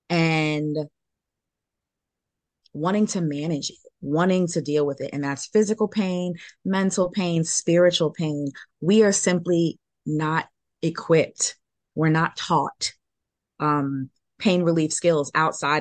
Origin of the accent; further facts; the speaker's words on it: New York City, New York, United States; I'm from New York City